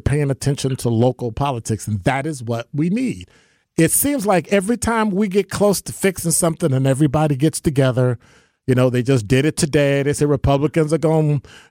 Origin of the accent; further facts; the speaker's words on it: Chicago, Illinois, United States; I'm from Chicago